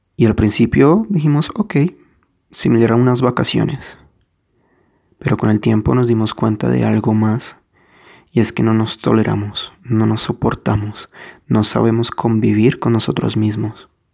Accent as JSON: {"language": "Spanish", "country": "Colombia", "said": "si soy colombiano"}